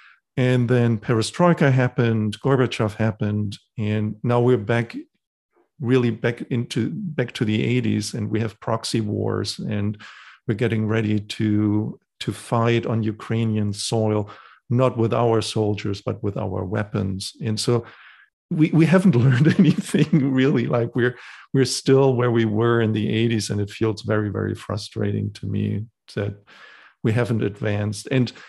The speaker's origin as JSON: {"language": "English", "country": "Germany", "tie": "born or raised there", "said": "I grew up in Germany in the 80s."}